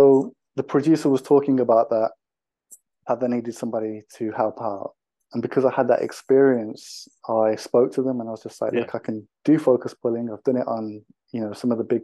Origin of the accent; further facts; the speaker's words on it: Wolverhampton, West Midlands, United Kingdom; Growing up in Wolverhampton, there was a group of us that worked together that were directors and filmmakers